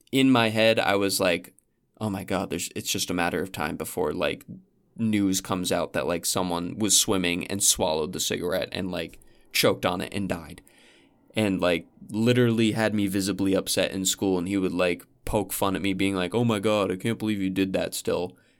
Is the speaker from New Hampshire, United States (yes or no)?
yes; New Hampshire, United States; skiing at my hometown ski lodge